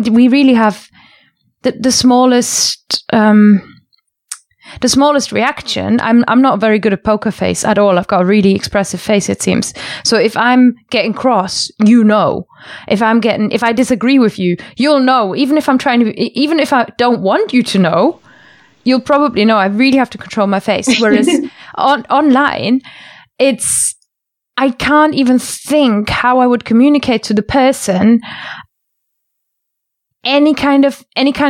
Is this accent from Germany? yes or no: yes; Germany; now in United Kingdom; I'm from Germany and I live in the UK